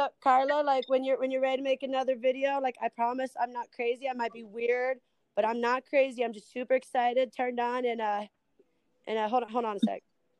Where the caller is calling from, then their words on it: Iowa, United States; No, I'm in Central Iowa. I am not doing that.